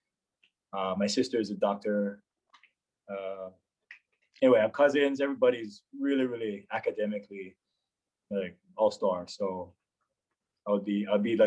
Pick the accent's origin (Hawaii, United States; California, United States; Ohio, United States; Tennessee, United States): Hawaii, United States; Aiea; moved away as an adult; I was born and raised on Oahu. Grew up in a city named Aiea, which is fairly close to Pearl Harbor